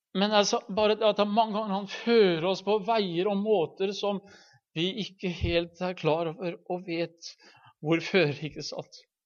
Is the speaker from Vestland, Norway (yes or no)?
no; Halden, Østfold, Norway; hjemme i Halden